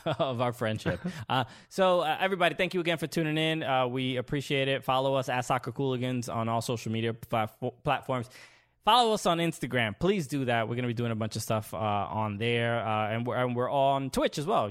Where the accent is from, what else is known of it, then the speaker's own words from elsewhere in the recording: New York City, New York, United States; I grew up in Brooklyn, New York